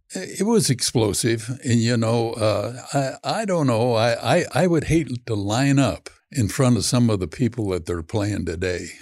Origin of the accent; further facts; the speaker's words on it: San Joaquin Valley, California, United States; I'm from the San Joaquin Valley of California